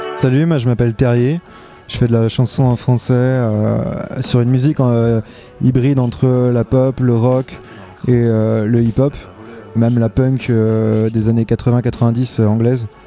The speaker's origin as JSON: {"language": "French", "town": "La Roche-sur-Yon", "region": "Pays de la Loire", "country": "France", "tie": "born or raised there", "said": "j'ai grandi à La Roche-sur-Yon"}